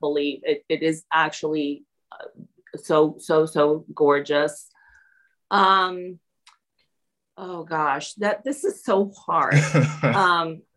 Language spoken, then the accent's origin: English; Peru; now in Indianapolis, United States; I grew up in Peru.